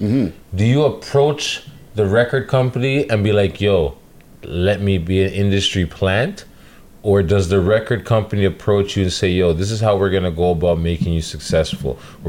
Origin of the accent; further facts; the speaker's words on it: Toronto, Ontario, Canada; because I'm from Toronto